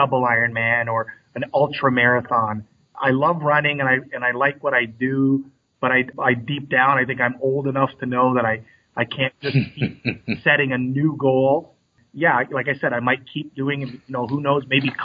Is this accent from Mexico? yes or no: no; Canada; I grew up in Canada